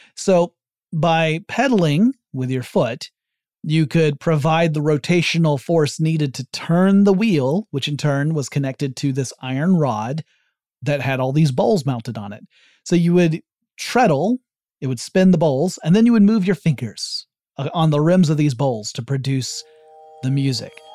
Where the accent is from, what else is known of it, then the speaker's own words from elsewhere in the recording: the South, United States; I'm from the South